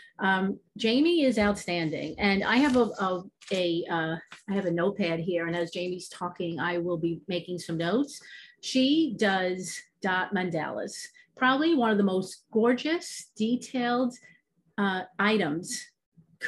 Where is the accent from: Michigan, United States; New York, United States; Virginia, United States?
New York, United States; Obviously you can hear my accent. I'm from New York